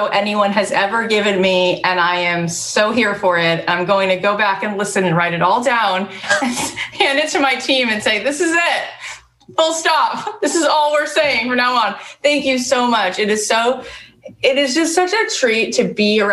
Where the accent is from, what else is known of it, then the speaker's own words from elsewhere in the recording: Long Island, New York, United States; growing up on Long Island